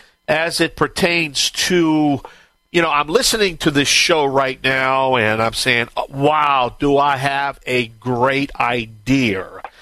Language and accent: English; Bayou Land, Louisiana, United States; I am the Cajun man from the Bayou Land